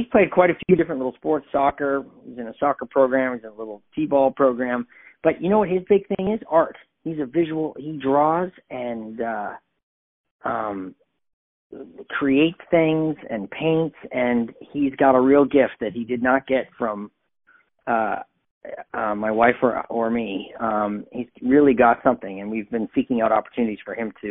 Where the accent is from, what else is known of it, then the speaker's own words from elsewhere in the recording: Canada; moved away as an adult; now in New York, United States; I grew up in Canada, so I'm a big hockey fan